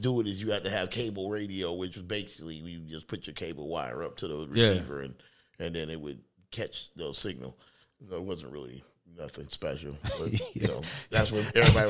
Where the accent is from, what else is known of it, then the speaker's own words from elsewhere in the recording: Detroit, Michigan, United States; after I moved from Detroit, I moved to Lansing, Michigan. It was like a culture shock to go from the neighborhood and the hood of Detroit and hearing what was on the radio in Detroit